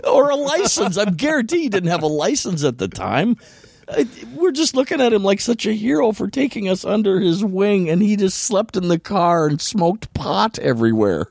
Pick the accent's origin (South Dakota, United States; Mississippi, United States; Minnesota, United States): Minnesota, United States; Elk River; I was born in Elk River, Minnesota